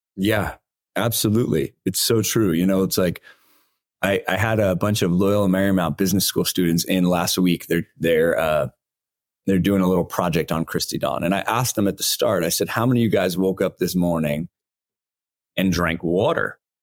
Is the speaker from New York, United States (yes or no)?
no; Los Angeles, California, United States; I grew up in Los Angeles.